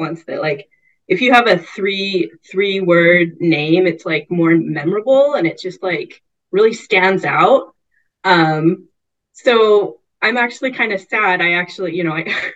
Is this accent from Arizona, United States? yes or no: no; Bay Area, California, United States; grow up like, yeah, in the Bay Area